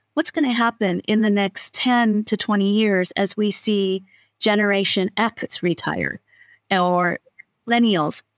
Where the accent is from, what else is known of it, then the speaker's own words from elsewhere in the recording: North Dakota, United States; I grew up in Frontier County in North Dakota, fewer than three people per square mile